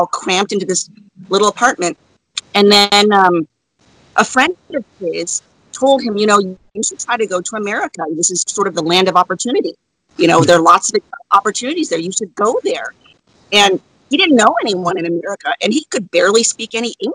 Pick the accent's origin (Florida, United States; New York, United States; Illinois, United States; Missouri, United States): Florida, United States; also born or lived in Saigon, Vietnam; I grew up in Florida near the about 10-15 minutes from the beach